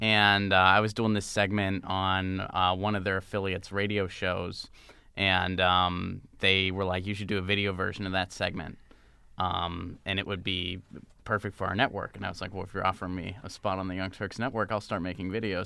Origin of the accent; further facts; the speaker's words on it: Pittsburgh, Pennsylvania, United States; moved away as an adult; also born or lived in Seattle / Nashville; I grew up in Pittsburgh.